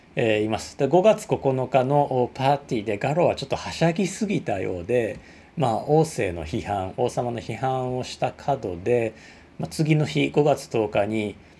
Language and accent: Japanese; Osaka, Japan; accent: Osaka dialect; 大阪弁でわーわー喋ってる